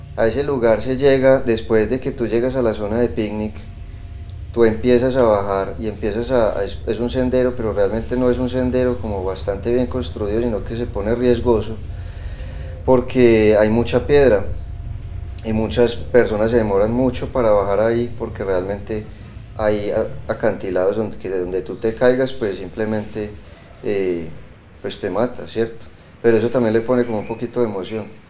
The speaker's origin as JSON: {"language": "Spanish", "country": "Colombia", "said": "En mi caso, ser colombiano"}